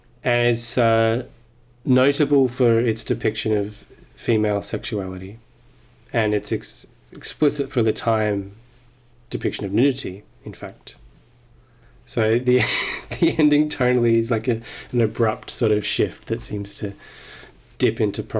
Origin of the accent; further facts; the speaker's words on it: Australia; Oh, no, I'm Australian, sorry.